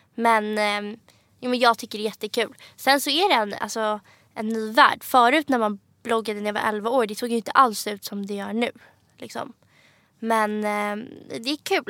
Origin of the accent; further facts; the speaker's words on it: Stockholm, Stockholm County, Sweden; moved away as an adult; also born or lived in London; now in Paris, France; jag växte upp alltså här på Östermalm, Stockholm